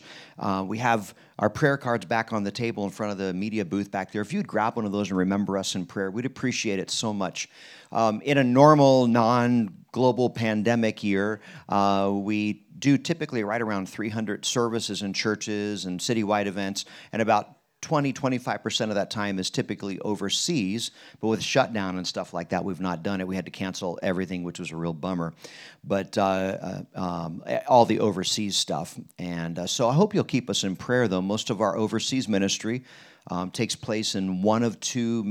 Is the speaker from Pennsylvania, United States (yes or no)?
yes; Harrisburg, Pennsylvania, United States; now in Wichita, United States; I was born and raised in Harrisburg